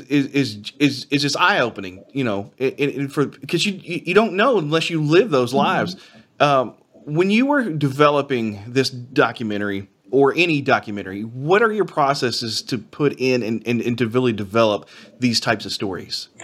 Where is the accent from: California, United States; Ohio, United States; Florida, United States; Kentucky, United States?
Kentucky, United States; Henry County; my rural county in, that I grew up in in Henry County